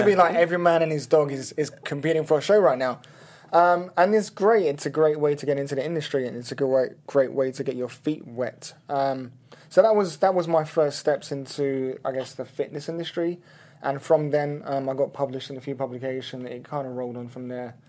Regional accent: London, United Kingdom; moved away as an adult; now in Los Angeles, United States; I grew up in London, studied there, went to college there, came over to the US

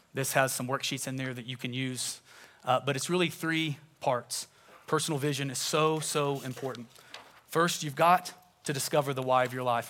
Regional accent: Tulsa, Oklahoma, United States; I grew up in Tulsa, Oklahoma.

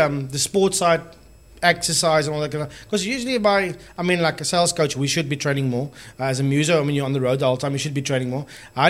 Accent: Cape Town, Western Cape, South Africa; I'm a boygie from Paro, like I always say.

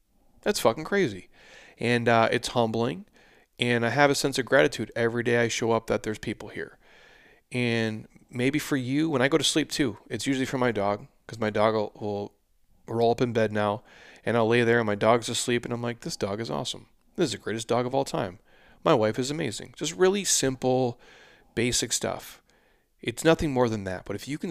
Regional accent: United States; born there; but I was born here in the United States

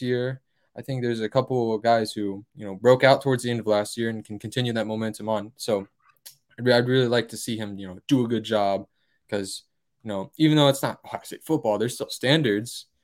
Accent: Columbus area, Ohio, United States; he coaches basically my hometown

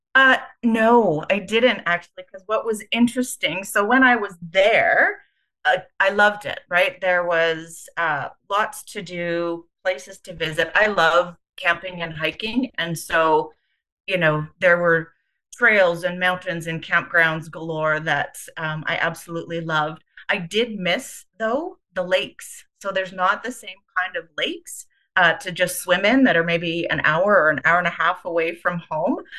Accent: Winnipeg, Manitoba, Canada; also born or lived in Calgary; I was uh, born and raised in Winnipeg

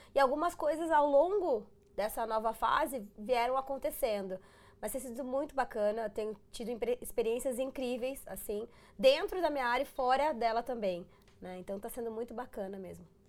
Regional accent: Rio Grande do Sul, Brazil; moved away; Sou gaúcha, os gaúchos eles são muito bairristas

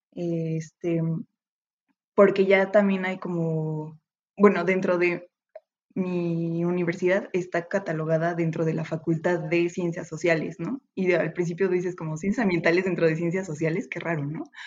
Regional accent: Metepec, State of Mexico, Mexico; moved away as an adult; now in Puebla, Mexico; yo soy de, de Toluca, de Metepec, Estado de México

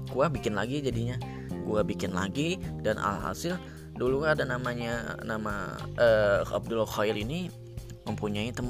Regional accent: Central Kalimantan, Indonesia; kenal kan gue perantauan gitu kan dari Kalimantan

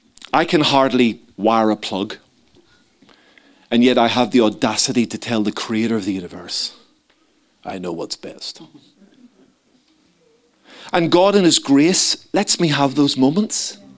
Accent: Ireland; So being an Irishman, you know, I wanted a big dog.

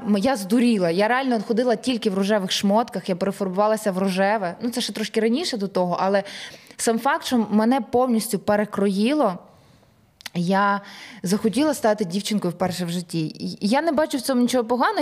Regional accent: Ukraine; ми з України, ми артисти

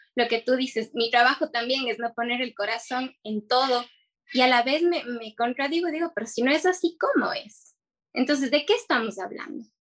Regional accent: Cuenca, Azuay, Ecuador; also born or lived in Quito; soy de Cuenca

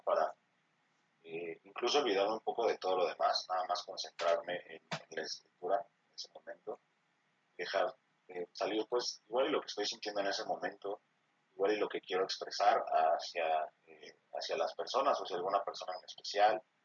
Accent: Mexico City, Mexico; nací aquí en la Ciudad de México, más específicamente en la eh, alcaldía de Iztapalapa

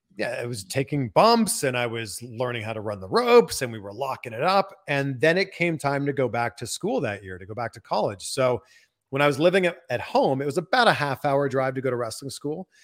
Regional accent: Pickering, Ontario, Canada; moved away; I'm from Pickering, Ontario

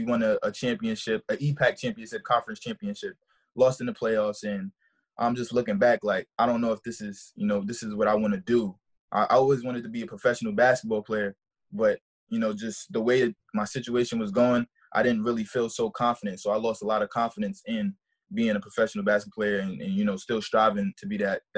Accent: New York City, New York, United States; moved away as an adult; also born or lived in Brooklyn, New York; I was born in Brooklyn, New York. Raised, you know, my whole life in the Bronx, the south side of the Bronx of New York.

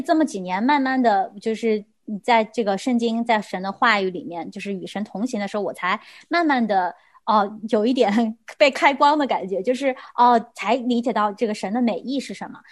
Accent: China; 我们中国人好像这个概念对我们来说非常地，非常地难，也非常地难做到

